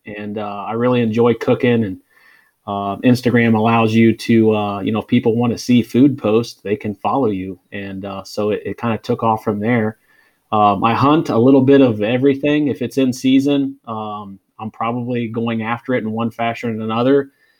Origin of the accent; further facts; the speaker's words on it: Ohio, United States; moved away as an adult; also born or lived in Missouri; grew up kind of in an outdoors family. Born and raised in Ohio